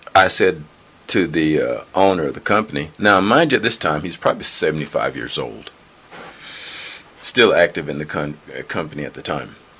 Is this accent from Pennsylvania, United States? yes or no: no; North Carolina, United States; moved away as an adult; also born or lived in Mountain Home, Idaho / Boise, Idaho; now in Utah, United States; I'm from originally from North Carolina on the East Coast